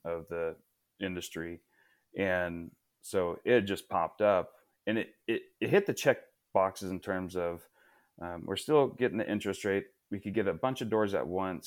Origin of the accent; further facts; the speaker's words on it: Portland area, Oregon, United States; growing up near the Portland area